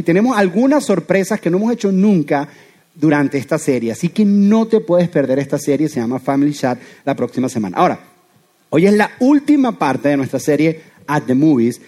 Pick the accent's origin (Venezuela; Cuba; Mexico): Venezuela; now in Doral, United States; soy venezolano